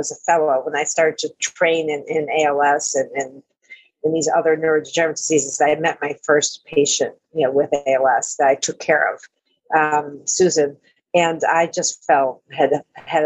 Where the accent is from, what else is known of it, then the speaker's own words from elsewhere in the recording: Amherst, New York, United States; now in Boston, United States; I grew up in Amherst, New York, right near Buffalo